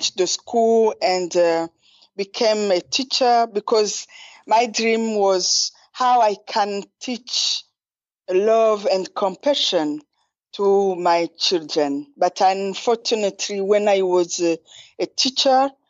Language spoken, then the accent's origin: English; Ruyigi, Ruyigi Province, Burundi; also born or lived in Bujumbura; I was born in the east of Burundi, in a very small village called Ruyigi.